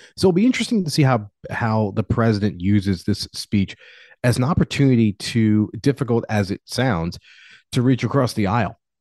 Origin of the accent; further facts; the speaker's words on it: United States; an American citizen